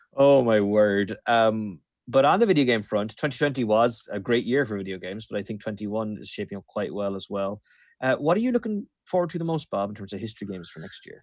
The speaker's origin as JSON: {"language": "English", "country": "Ireland", "tie": "born or raised there", "moved": "yes", "said": "growing up in Ireland"}